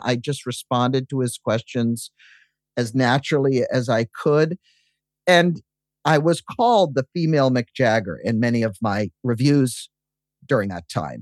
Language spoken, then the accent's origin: English; Massachusetts, United States; I grew up in Massachusetts